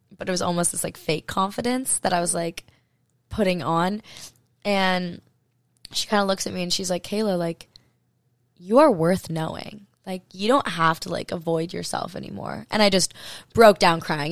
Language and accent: English; Hawaii, United States; also born or lived in Maui; I grew up in Hawaii.